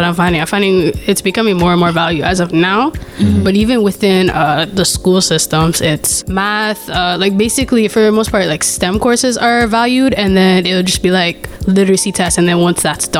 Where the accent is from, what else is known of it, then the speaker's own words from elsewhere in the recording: Toronto, Ontario, Canada; I'm from West St. Lawrence.